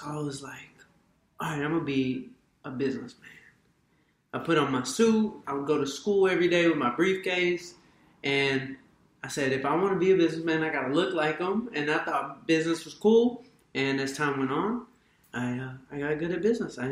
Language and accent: English; Atlanta, Georgia, United States; I'm from Atlanta